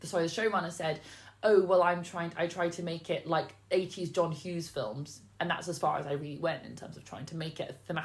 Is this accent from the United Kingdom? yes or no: yes; United Kingdom; As a British person